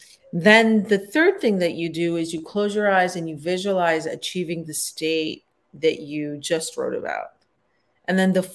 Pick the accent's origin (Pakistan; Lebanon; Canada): Pakistan; born there; So I was born in Pakistan, but my parents are both from Afghanistan.